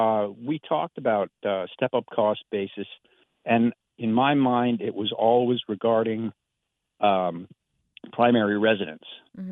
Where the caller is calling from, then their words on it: Rehoboth, Delaware, United States; I'm calling from Rehoboth, Delaware. It's beautiful down here.